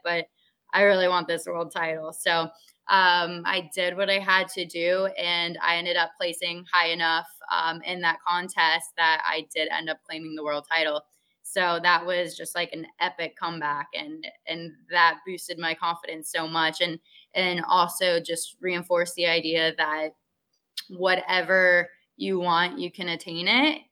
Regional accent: West Palm Beach, Florida, United States; also born or lived in Jacksonville, Florida / California; I'm a South Florida native. Um, I've ever since I was born in West Palm Beach, I've kind of lived all over the county

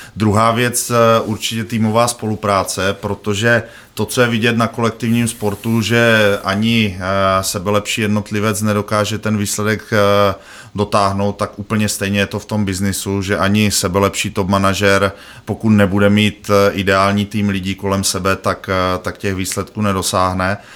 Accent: Bohemia, Czechia; já z Čech jsem

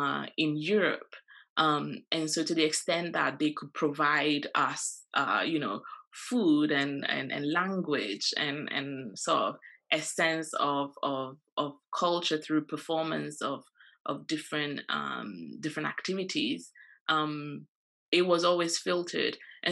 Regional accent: Ghana; you know, when I was in Ghana, I think I'm Ghanaian. I know I'm Ghanaian.

